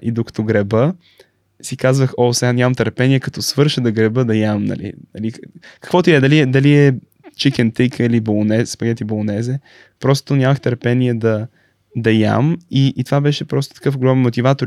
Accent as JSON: {"language": "Bulgarian", "country": "Bulgaria", "tie": "born or raised there", "also_born_or_lived": "São Paulo, Brazil", "moved": "as an adult", "lives_now": "Stanford, United States", "said": "на 3 години се върнах в България"}